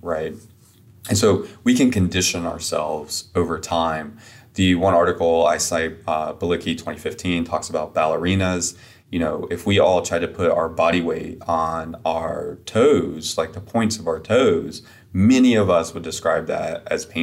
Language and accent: English; upstate South Carolina, United States; I'm from South Carolina, kind of a very rural area in upstate South Carolina